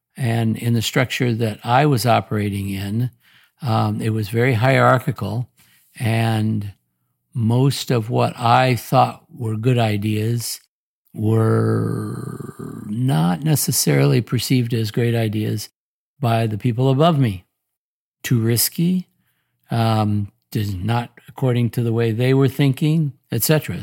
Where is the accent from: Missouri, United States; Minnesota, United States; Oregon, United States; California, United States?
Oregon, United States; Portland; moved away as an adult; also born or lived in Omaha, Nebraska / Indiana; born and raised in Portland, Oregon